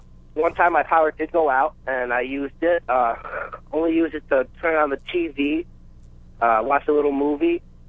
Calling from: New York, United States; I'm calling from New York here.

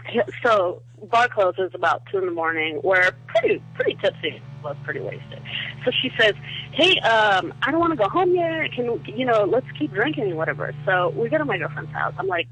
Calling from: Southern California, United States; I'm calling from Southern California.

